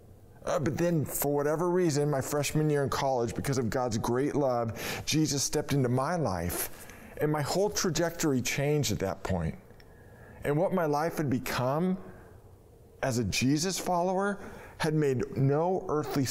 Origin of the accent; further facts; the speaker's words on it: Novato, California, United States; Mark and I grew up in Novato, and we logged in hours of play dates and team sports, starting from when we were 4 years old